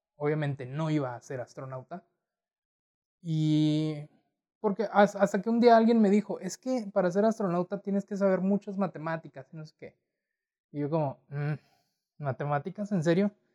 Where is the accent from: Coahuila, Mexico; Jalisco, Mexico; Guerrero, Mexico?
Coahuila, Mexico; Torreón; nacido, nacido y crecido en Torreón, Coahuila